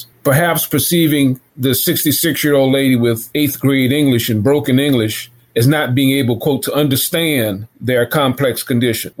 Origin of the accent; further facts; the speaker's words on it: New Orleans, Louisiana, United States; I was raised in the Lower Ninth Ward